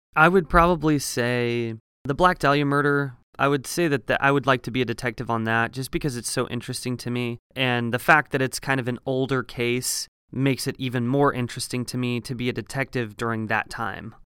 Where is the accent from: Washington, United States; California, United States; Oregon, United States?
Oregon, United States; small farming town north of Eugene; moved away as an adult; also born or lived in Colorado; now in Los Angeles, United States; I am from a very small farming town in Oregon. So it's a little bit north of Eugene, Oregon